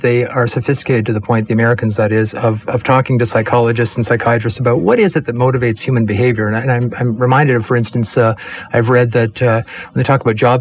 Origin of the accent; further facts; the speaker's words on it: Canada; as a Canadian